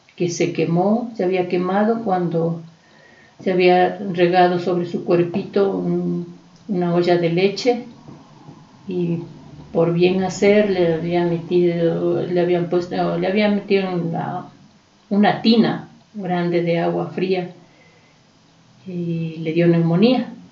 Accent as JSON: {"language": "Spanish", "town": "Quito", "region": "Pichincha", "country": "Ecuador", "said": "somos de aquí, de la Vicentina, porque hemos estado cerca"}